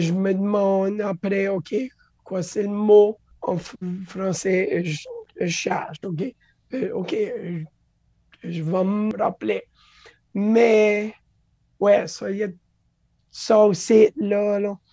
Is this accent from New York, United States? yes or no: no; Louisiana, United States; French is a second language; moved away as an adult; also born or lived in California; now in Florida, United States; quand j'ai déménagé dehors de la Louisiane, resté dans la Californie